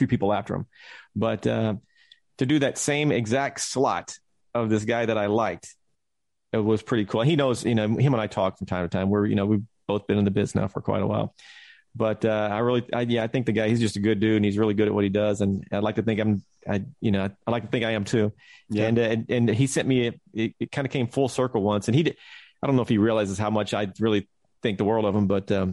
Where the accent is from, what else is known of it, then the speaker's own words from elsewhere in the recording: Texas, United States; moved away; growing up in Texas